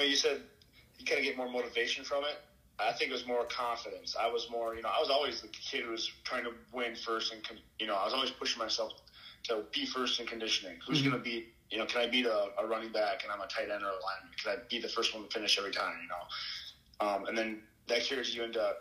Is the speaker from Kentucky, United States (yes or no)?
no; Alexandria, Minnesota, United States; Alexandria, Minnesota